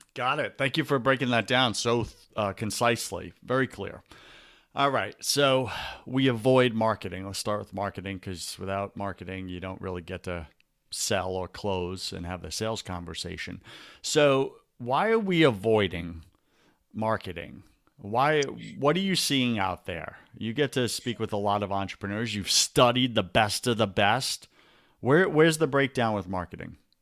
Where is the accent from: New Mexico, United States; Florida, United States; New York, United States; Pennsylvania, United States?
New York, United States; Long Island; moved away; I grew up in Long Island, New York